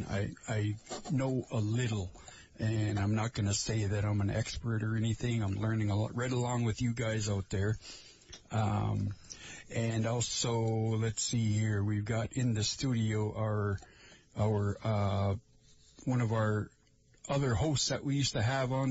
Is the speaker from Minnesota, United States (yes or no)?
yes; Lake Vermilion, Minnesota, United States; I'm from Lake Vermilion over there.